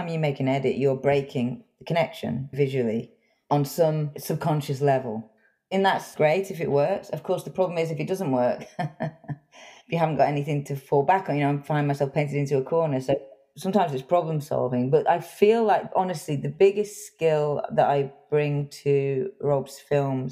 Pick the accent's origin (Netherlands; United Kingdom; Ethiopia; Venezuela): United Kingdom; England; I grew up in England